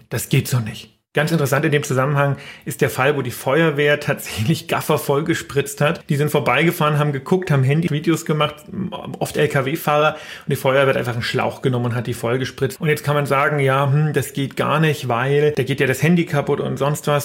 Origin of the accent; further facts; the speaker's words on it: Erlangen, Bavaria, Germany; Ich komme ja aus Erlangen in Franken